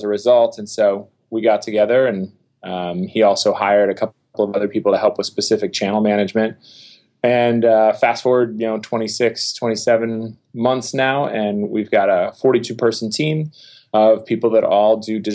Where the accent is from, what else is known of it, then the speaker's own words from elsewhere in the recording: Minnetonka, Minnesota, United States; I'm originally from Minnetonka, Minnesota, a west suburb of Minneapolis